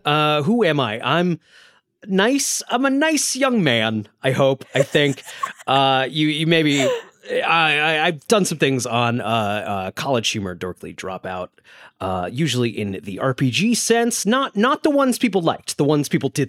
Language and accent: English; Connecticut, United States; now in New York City, United States; And I'm from Connecticut, which is a pizza town. I then moved to a pizza town where I've lived for about a decade.